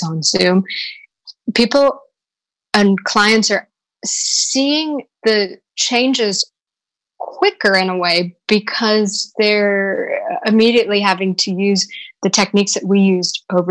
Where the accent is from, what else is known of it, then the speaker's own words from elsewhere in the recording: United States; now in London, United Kingdom; I'm American